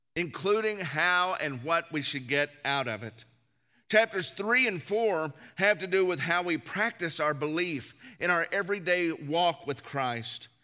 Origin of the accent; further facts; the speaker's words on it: the South, United States; growing up in the South, church is just something that you did